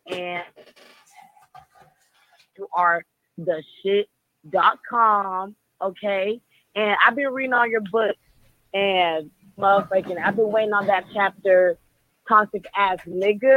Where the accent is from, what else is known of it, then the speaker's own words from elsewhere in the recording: Tennessee, United States; now in Nashville, United States; I'm from Tennessee